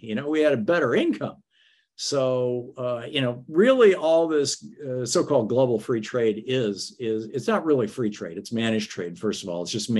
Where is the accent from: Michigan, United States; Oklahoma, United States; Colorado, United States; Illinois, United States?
Michigan, United States; was born in 1951 and I remember when, you know, everything was made in the United States. I remember the 70s growing up in Michigan